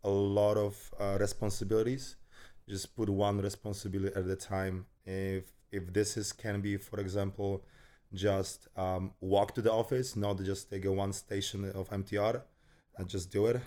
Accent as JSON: {"language": "English", "country": "Poland", "tie": "born or raised there", "also_born_or_lived": "United States", "moved": "as an adult", "said": "I was born in Poland. I grew up in Poland and then finished my education, first education over there"}